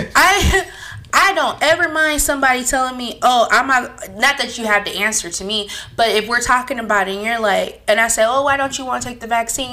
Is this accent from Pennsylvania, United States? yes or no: no; California, United States; We're from California